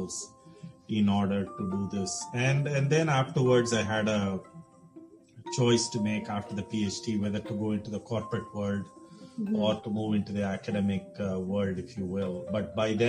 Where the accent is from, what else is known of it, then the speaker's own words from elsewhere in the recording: India; moved away as an adult; also born or lived in Houston, United States; now in United States; I grew up in India and did my mechanical engineering as my undergraduate discipline